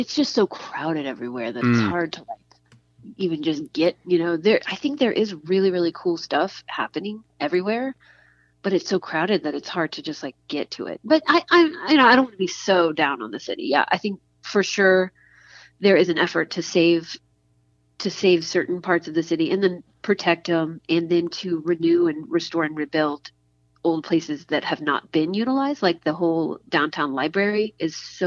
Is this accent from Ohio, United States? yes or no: no; Midland, Texas, United States; moved away as an adult; also born or lived in Santa Barbara, California; now in Austin, United States; I grew up in West Texas, right? In a town called Midland, the oil area.